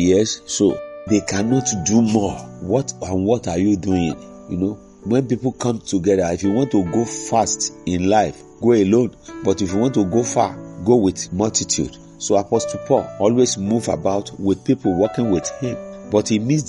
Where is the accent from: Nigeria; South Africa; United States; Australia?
Nigeria; As a Nigerian